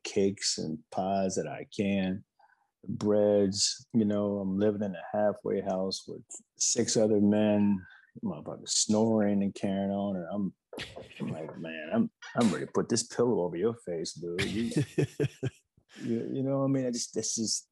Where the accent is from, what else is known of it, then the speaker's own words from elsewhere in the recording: the South, United States; I'm from the South. You know, I grew up during segregation